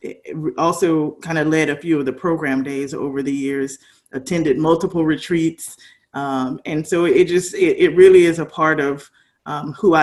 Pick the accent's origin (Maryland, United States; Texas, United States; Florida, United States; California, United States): Florida, United States; Pensacola; moved away as an adult; now in Tallahassee, United States; I was born and raised in Pensacola, not too far from here